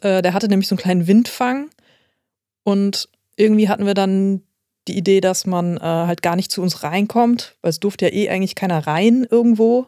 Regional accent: Essen, North Rhine-Westphalia, Germany; also born or lived in Hamburg; now in Oldenburg, Germany; ich bin in Essen geboren

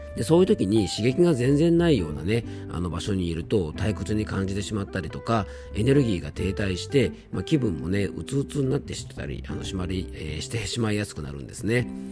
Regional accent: Hirose, Yamanashi, Japan; この地元の広瀬

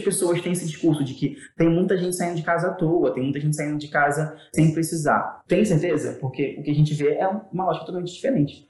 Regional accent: Rio de Janeiro, Brazil; Eu sou de Palmares

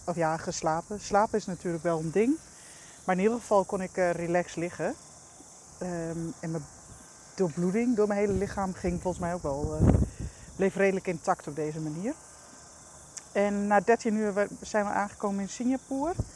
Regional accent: Netherlands; als Nederlander

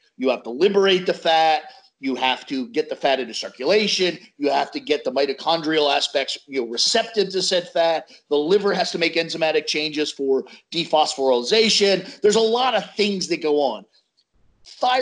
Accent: United States; I'm American

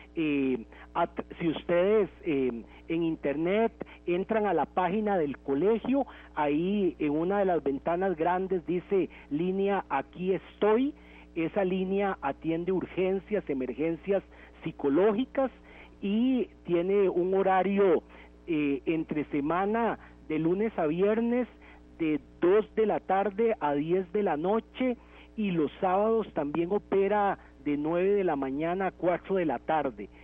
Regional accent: Costa Rica; como costarricenses

